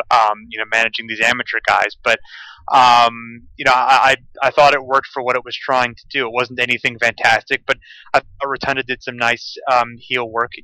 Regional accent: Ohio, United States; also born or lived in Toledo, Ohio; I'm from Ohio, the, in the Midwest

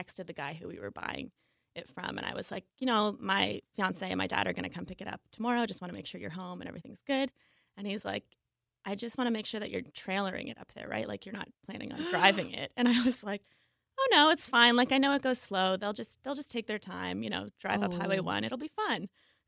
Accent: Ottawa Valley, Ontario, Canada; moved away as an adult; also born or lived in Toronto, Canada; now in Seattle, United States; my hometown. It's like a little town outside of the Ottawa area, so it's the Ottawa Valley

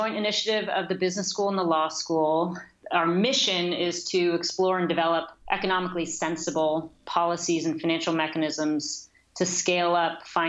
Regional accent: Bay Area, California, United States; Fortunately, I was from the Bay Area. I came back here

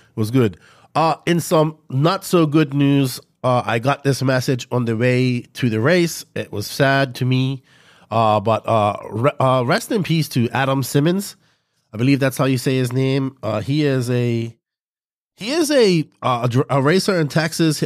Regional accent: Bermuda; accent: Bermudian; my people from Bermuda be able to talk in my full Bermudian accent

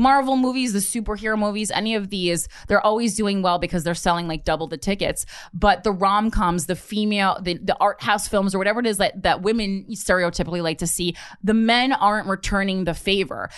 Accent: New Jersey, United States; I'm from New Jersey. I grew up middle class

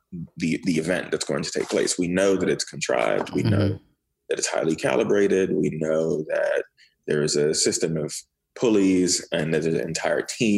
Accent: Miami, Florida, United States; also born or lived in Port-au-Prince, Haiti; growing up in Miami

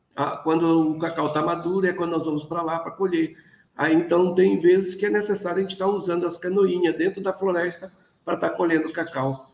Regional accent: Oiapoque, Amapá, Brazil; desde a minha infância, porque eu sou daqui mesmo do Oiapoque, que é no estado do Amapá, lá no, da comunidade de Vila Velha, do Rio Caciporé

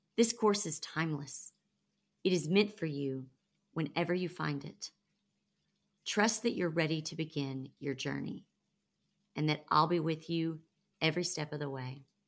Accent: the Bible Belt, United States; I grew up in the Bible Belt

